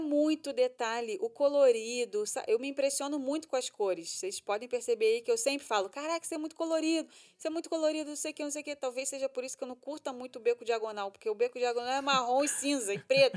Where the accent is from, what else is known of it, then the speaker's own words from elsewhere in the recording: Rio de Janeiro, Brazil; moved away as an adult; now in Orlando, United States; Nós somos do Rio, a gente já frequentava esse restaurante quando a gente né, morava no Brasil